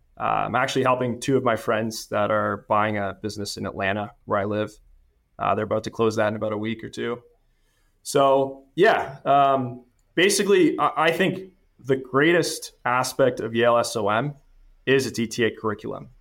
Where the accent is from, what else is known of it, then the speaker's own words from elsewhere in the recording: Canada; moved away as an adult; now in United States; I'm originally from Canada, studied finance, got the C F A, uh, right out of school in Canada.